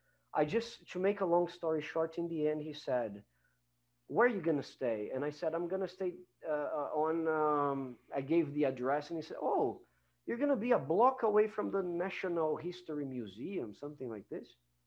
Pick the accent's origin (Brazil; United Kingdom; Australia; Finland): Brazil; English is a second language; I came from Brazil